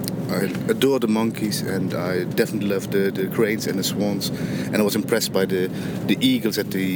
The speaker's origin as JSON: {"language": "English", "country": "Netherlands", "said": "from the Netherlands."}